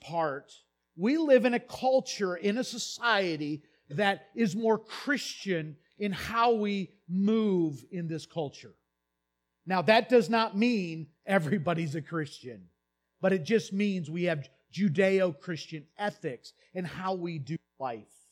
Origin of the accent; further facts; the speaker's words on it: United States; I grew up in the United States